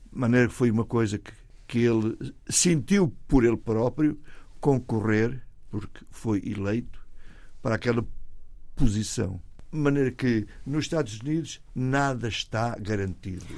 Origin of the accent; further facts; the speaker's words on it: Portugal; moved away as an adult; also born or lived in Toronto, Canada; now in United States; Estou lá há 55 anos, mas eu nunca saí de Portugal.